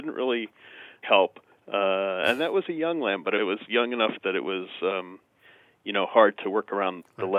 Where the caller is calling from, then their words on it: Albany, New York, United States; Near Albany, New York.